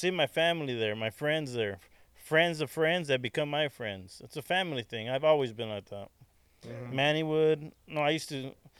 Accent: California, United States; "I'm from California."

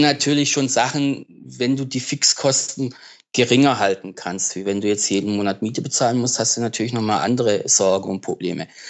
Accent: das Ländle, Baden-Württemberg, Germany; ich komme halt aus dem Ländle, ne? Äh, Süddeutschland aus dem Ländle.

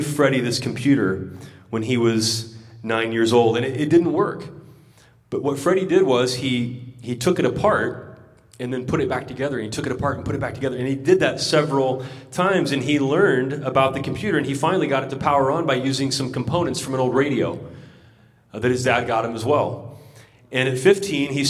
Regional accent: United States; in my experience growing up in Christian America

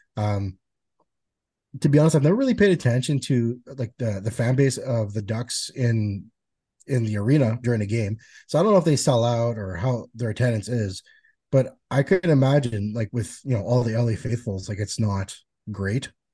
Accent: Canada; As a Canadian guy

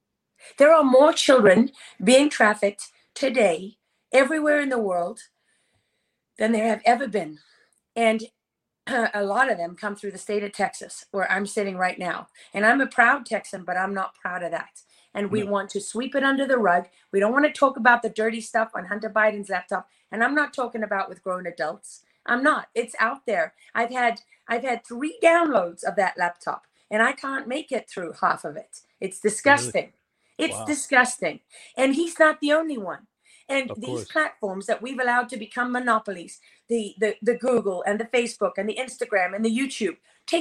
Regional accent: Sicily, Italy; also born or lived in Africa; Okay, I'm Sicilian, and I was born and raised in Africa.

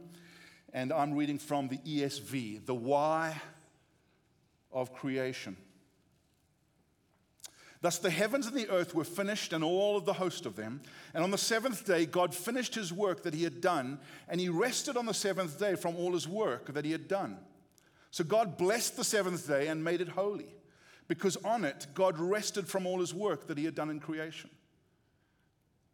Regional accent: South Africa; accent: South African; moved away as an adult; now in United States; we grew up in South Africa

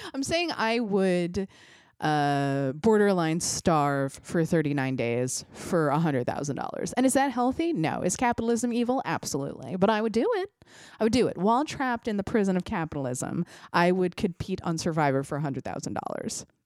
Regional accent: United States; As an American

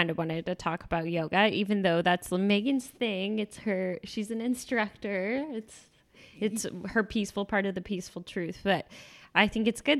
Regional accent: Texas, United States; I came from Texas and I had never seen it before that.

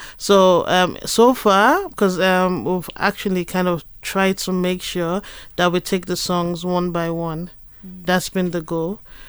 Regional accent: Nigeria; as a Nigerian

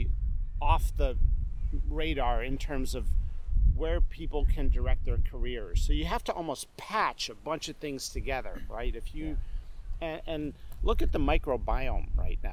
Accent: rural Pennsylvania, United States; also born or lived in England; I was a kid, we'd go to Friday Night Lights in this small town in rural Pennsylvania

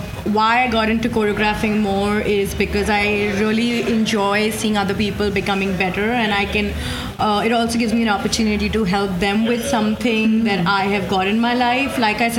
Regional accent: India; moved away as an adult; now in New York, United States; I'm from India

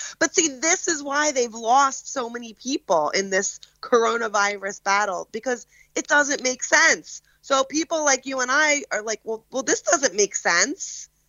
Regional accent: Philadelphia, Pennsylvania, United States; accent: Philly; With my Philly accent

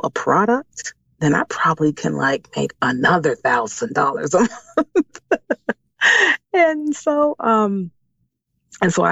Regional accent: Washington, District of Columbia, United States; moved away as an adult; now in Maryland, United States; I was born and raised in Washington, D.C., and I currently live in Maryland

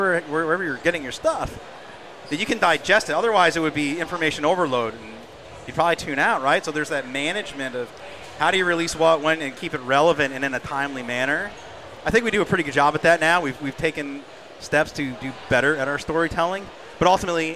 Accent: New Hampshire, United States; I'm from New Hampshire

